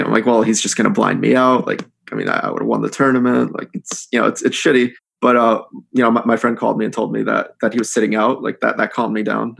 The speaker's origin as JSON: {"language": "English", "country": "United States", "also_born_or_lived": "India", "accent": "American", "said": "I can speak Hindi, but I, I speak it with a, uh, an American accent"}